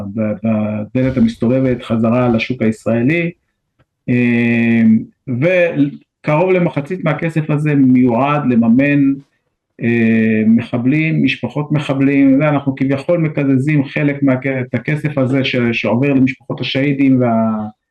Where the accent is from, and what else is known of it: Israel